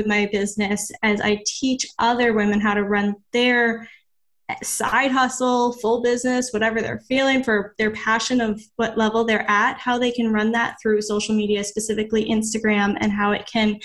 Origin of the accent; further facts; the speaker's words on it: Maine, United States; moved away as an adult; now in Florida, United States; I came from Maine.